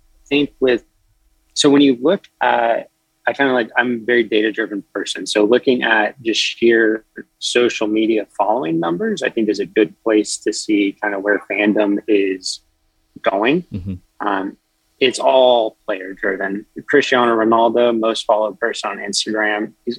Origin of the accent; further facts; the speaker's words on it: Charlotte, North Carolina, United States; I'm from Charlotte, North Carolina